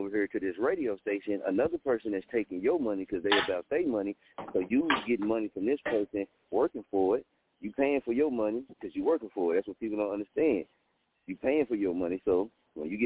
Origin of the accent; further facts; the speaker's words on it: Muskogee, Oklahoma, United States; I'm from Muskogee. See, I'm from Little Muskogee, Oklahoma.